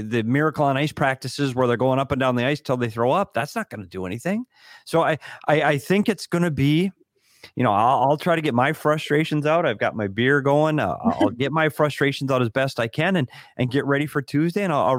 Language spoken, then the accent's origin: English; Bemidji, Minnesota, United States; One, we're both from Minnesota, so that's awesome as is. Although big, huge snowstorm in my hometown of Bemidji, Minnesota tonight.